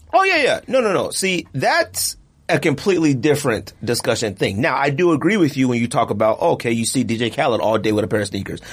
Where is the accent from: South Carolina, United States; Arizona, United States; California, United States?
Arizona, United States; I'm from Arizona